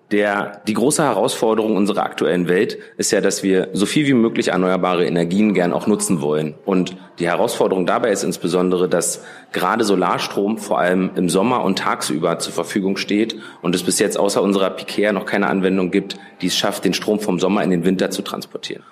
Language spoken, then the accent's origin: German; Berlin, Germany; Ich bin geboren und aufgewachsen in Berlin